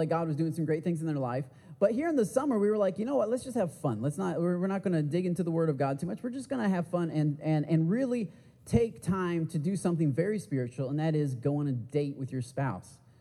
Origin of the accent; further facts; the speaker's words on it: Michigan, United States; I'm from the Midwest. I'm from Michigan.